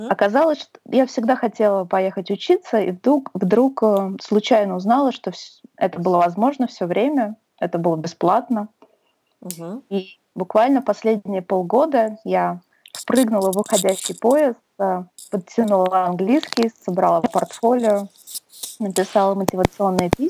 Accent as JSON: {"language": "Russian", "region": "Saint Petersburg", "country": "Russia", "lives_now": "Sweden", "said": "Я переехала в 2010 году. Наверное, стоит сказать, что я из Петербурга."}